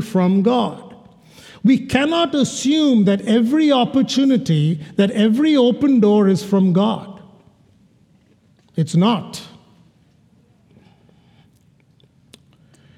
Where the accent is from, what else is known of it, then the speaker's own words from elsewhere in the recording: Kerala, India; moved away; into India, to my home state, about 25 miles from where I was born